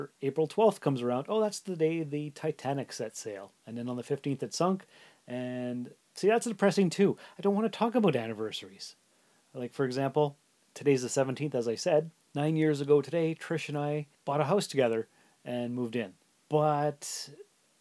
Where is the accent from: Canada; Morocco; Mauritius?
Canada; Sault Ste. Marie, Ontario; moved away as an adult; also born or lived in North Bay; now in Timmins, Canada; I was born and raised in the Sioux, and I lived there till I was 19.